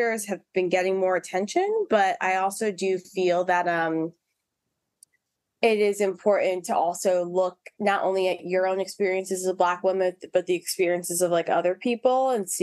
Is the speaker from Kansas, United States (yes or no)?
no; New York City, New York, United States; also born or lived in Harlem, New York; I was originally from Harlem, but then I grew up in the South Bronx